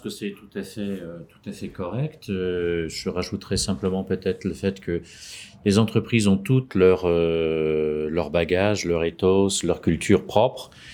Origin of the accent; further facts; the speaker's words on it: France; now in Munich, Germany; je suis français, j'habite à Munich